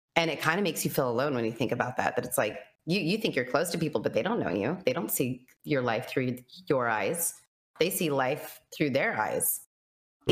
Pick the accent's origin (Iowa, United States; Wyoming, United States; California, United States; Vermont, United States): Wyoming, United States; Cheyenne; Wyoming, Cheyenne, Wyoming.